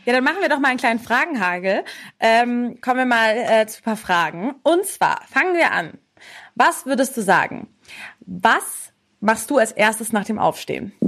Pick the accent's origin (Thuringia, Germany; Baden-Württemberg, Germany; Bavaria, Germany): Bavaria, Germany; Munich; für mich als Münchner